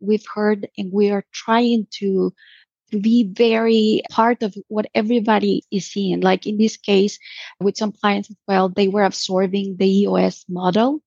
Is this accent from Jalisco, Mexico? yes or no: yes; Puerto Vallarta, Jalisco, Mexico; Puerto Vallarta is my hometown. This is where I grew up.